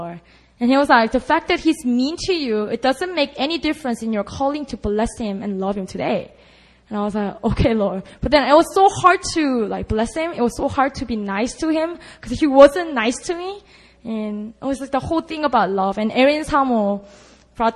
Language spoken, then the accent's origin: English; Busan, South Korea; moved away; oh, that's my hometown.